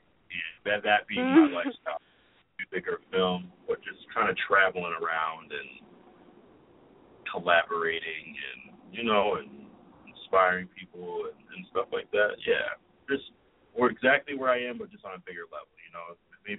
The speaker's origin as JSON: {"language": "English", "town": "Springfield", "region": "Massachusetts", "country": "United States", "tie": "born or raised there", "said": "I remember growing up in Springfield, Mass., and, like, my dad worked at Hartford, so I would kind of follow both."}